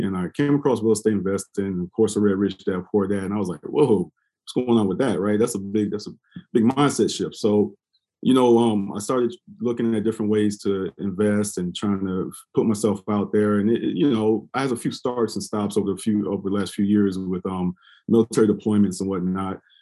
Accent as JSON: {"language": "English", "town": "Columbia", "region": "South Carolina", "country": "United States", "tie": "born or raised there", "moved": "as an adult", "said": "I'm originally from Columbia, South Carolina"}